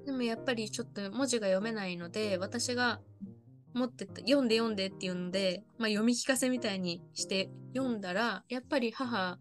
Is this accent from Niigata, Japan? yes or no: yes; Niigata, Japan; moved away; 私あの今ちょっと新潟の自分の実家の地元にいるんですけれども、はい、あの帰ってきた途端やっぱりこっちの方言が出て